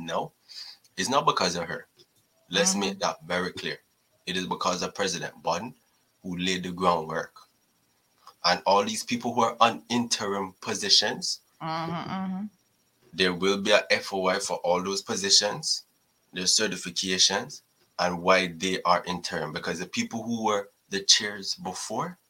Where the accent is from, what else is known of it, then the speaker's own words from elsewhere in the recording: Cayman Islands; I'm from Cayman